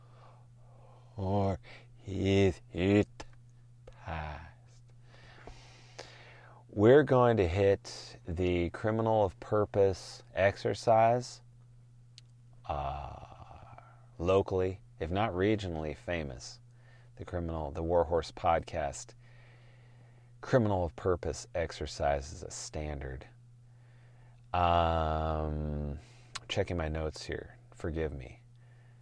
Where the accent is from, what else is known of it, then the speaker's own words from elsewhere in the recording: Portland, United States; I'm from Portland. I've seen this shit since the 70s and I was only 5 years old.